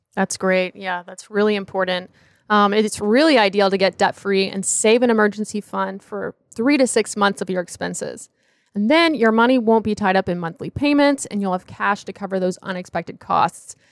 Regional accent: Charlotte, North Carolina, United States; I'm from the Charlotte area, studied at Clemson University

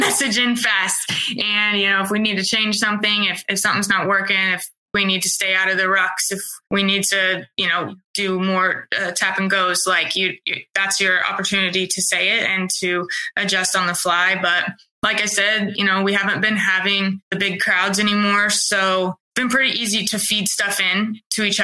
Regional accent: Bowie, Illinois, United States; also born or lived in Charleston, Illinois; I grew up in Bowie, Illinois, and my high school was like 360 people.

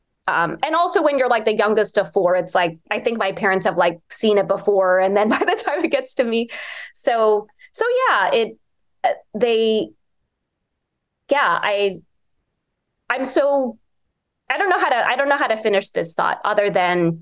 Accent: Bethesda, Maryland, United States; growing up in Bethesda

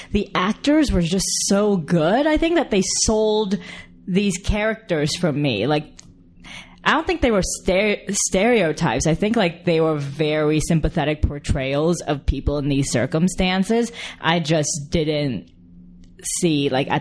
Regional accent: California, United States; growing up in California, like, I grew up next to like a lot of like Asian kids and Latinos

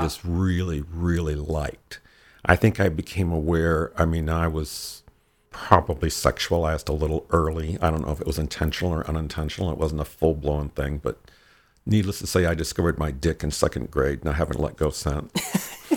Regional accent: Michigan, United States; moved away as an adult; also born or lived in Chapel Hill, North Carolina / Los Angeles; Originally, I'm from Michigan. I was born very near the state capital

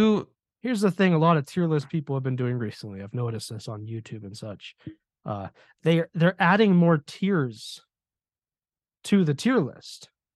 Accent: California, United States; That's how it was when I was growing up in California.

